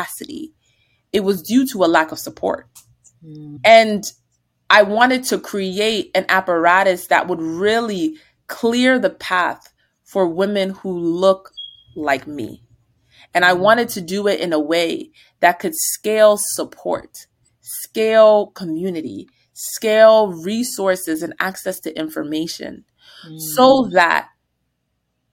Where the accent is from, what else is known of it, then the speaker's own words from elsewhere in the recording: New Jersey, United States; moved away as an adult; also born or lived in Virginia; we're from New Jersey